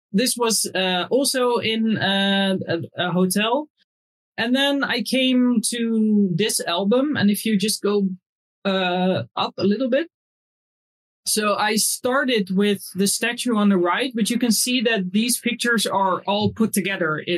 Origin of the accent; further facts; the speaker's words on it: Netherlands; also born or lived in Indonesia (family ancestry); I'm from Holland